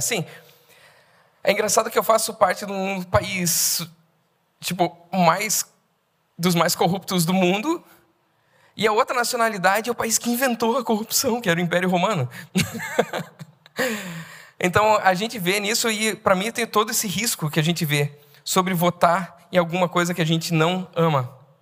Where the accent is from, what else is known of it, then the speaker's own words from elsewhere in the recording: Brazil; Eu tenho a brasilidade, a brasilidade faz parte de mim